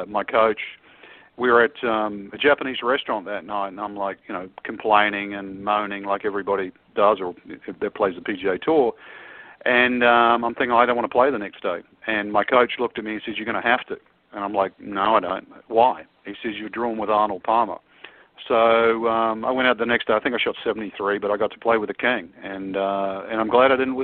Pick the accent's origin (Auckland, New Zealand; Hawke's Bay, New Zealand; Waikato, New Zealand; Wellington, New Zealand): Auckland, New Zealand; moved away; I was brought up in Auckland